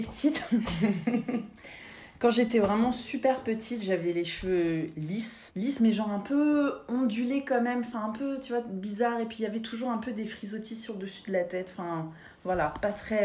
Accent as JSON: {"language": "French", "town": "Paris", "region": "Île-de-France", "country": "France", "said": "je suis parisienne de pure souche"}